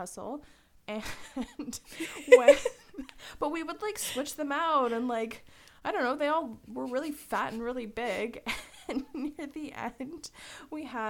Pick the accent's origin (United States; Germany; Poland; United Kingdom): Poland; English is a second language; moved away; I'm Polish